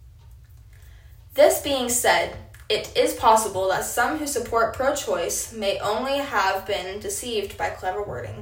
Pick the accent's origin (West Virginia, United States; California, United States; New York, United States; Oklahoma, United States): Oklahoma, United States; Apache; I am a sophomore from Apache, Oklahoma